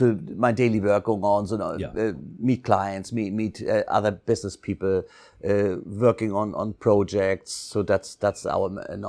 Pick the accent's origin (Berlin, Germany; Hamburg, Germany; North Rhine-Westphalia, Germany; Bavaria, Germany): Hamburg, Germany; English is a second language; moved away as an adult; now in Phuket, Thailand; And as you may know, I'm from North Germany, Hamburg, grew up on the water side, so love sailing, boats, et cetera, et cetera.